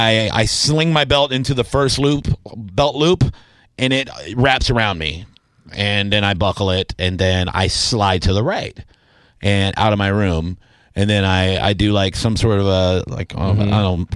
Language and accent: English; the South, United States; I'm from the South.